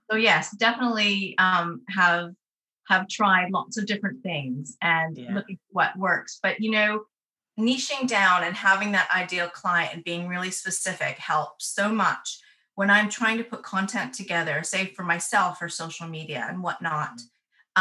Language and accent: English; Canada; moved away as an adult; now in North West England, United Kingdom; my accent will confuse you because I was born and raised in Canada. Um, but I left in 2002